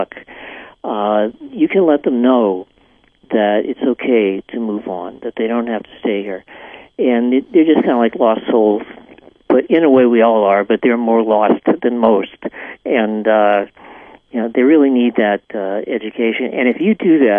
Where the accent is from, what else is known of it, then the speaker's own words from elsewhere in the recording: Salem, Massachusetts, United States; moved away; where I was born in Salem, Massachusetts.